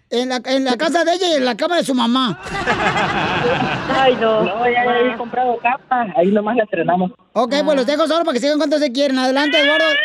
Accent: Honduras; moved away; Somos hondureños.

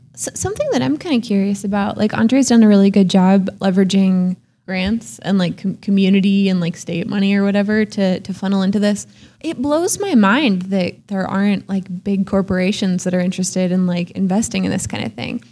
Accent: Oakland, California, United States; moved away as an adult; also born or lived in San Francisco; now in Portland, United States; I grew up in Oakland in a very, very healthy all ages music scene

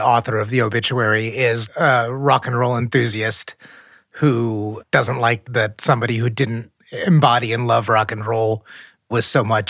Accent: United States; I am Indian American

